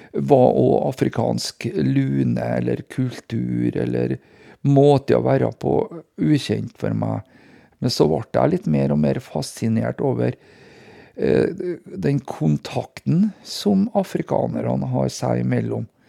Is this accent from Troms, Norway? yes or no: no; Hitra, Trøndelag, Norway; det er en gutt fra landet, som eh, jeg er, da, fra Hitra